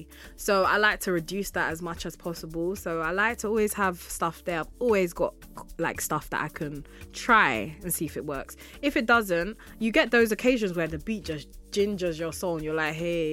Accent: United Kingdom; Like, I mean, cool, I'm a British artist, but I just feel like the source is really in Africa.

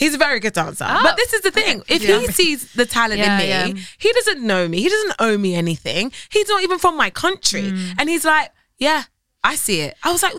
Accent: United Kingdom; now in United States; So when I speak and they hear my accent, they're like, oh, she's British. I am celebrated anyway for being British

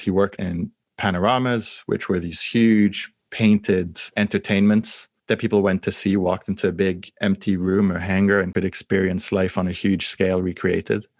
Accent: France; I grew up in France

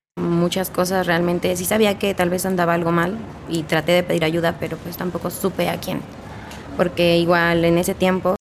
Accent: Hidalgo, Mexico; moved away as an adult; Yo no soy de aquí del estado, yo soy de Hidalgo. Tenía toda mi vida viviendo ahí

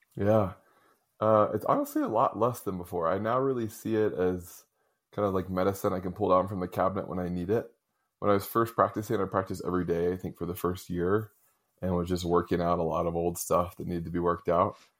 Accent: Raleigh, North Carolina, United States; I grew up in the South, in Raleigh, North Carolina

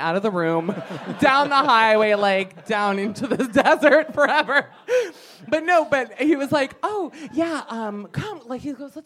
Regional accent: Miami, Florida, United States; moved away; My hometown

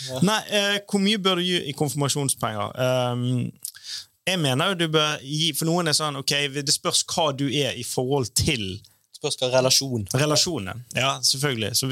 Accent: Bergen, Vestland, Norway; jeg er jo fra Loddefjord

